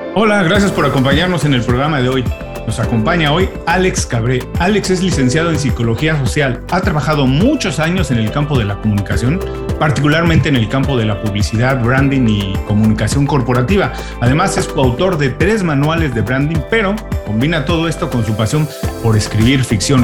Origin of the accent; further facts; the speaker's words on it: Mexico; now in Miami, United States; yo soy un inmigrante, ah, yo soy mexicano, pero llegué a Miami